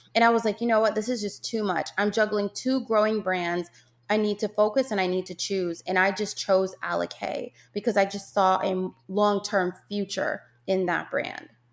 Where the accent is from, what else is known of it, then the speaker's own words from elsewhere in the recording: Jamaica; moved away; growing up in Jamaica with my yaya